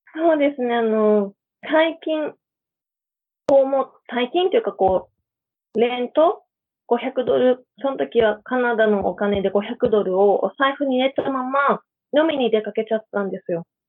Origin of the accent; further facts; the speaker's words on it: Hokkaido, Japan; moved away as an adult; also born or lived in Canada / Australia; now in Akaroa, New Zealand; 北海道出身ですって言ったら、アイヌなのって聞かれるんです